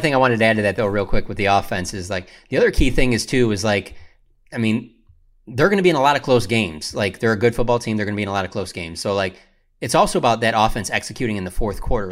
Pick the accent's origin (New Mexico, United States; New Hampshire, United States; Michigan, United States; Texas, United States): Michigan, United States; Detroit; growing up in Detroit